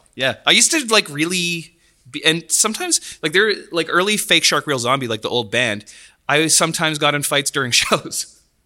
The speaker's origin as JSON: {"language": "English", "town": "Delta", "region": "British Columbia", "country": "Canada", "tie": "born or raised there", "said": "I grew up in Delta"}